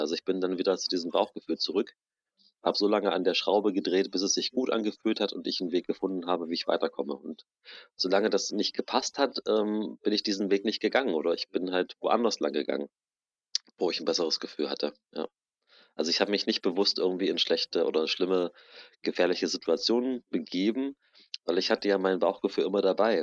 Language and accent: German; Germany; wir in Deutschland